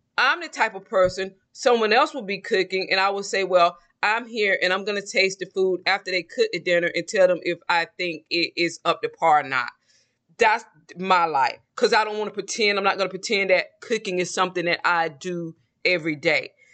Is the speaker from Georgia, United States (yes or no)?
yes; Georgia, United States; accent: Southern; moved away; also born or lived in Mexico; I was born and raised in a small town in Georgia